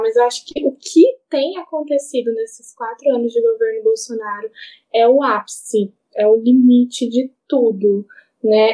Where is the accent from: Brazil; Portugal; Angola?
Brazil; enquanto brasileiro